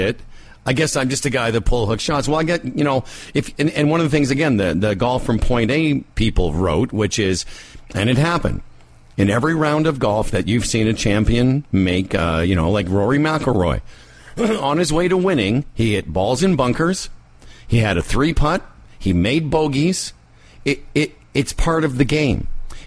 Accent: Moose Jaw, Saskatchewan, Canada; I grew up in Moose Jaw

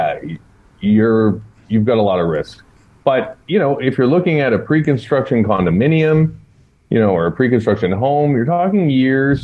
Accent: Ottawa, Ontario, Canada; moved away; also born or lived in Niagara region; Got my parents coming down from Ottawa. I'm from Ottawa originally.

